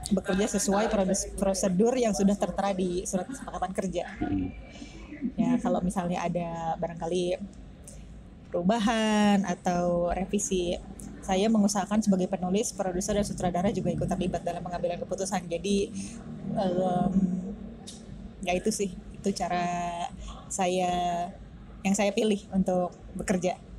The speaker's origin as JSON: {"language": "Indonesian", "region": "Jakarta", "country": "Indonesia", "said": "saya juga orang Jakarta juga"}